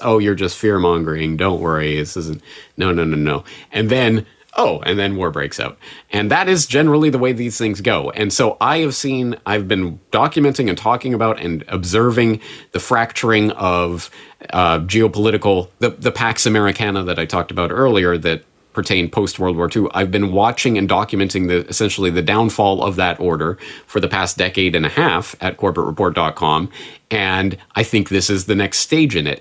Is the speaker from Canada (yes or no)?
yes; Canada; now in Japan; as a Canadian in Japan